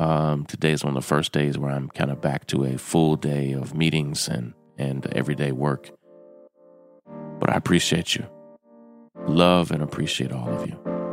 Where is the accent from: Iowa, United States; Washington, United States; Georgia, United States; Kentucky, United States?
Kentucky, United States; And, you know, I'm from the South. I'm from Kentucky.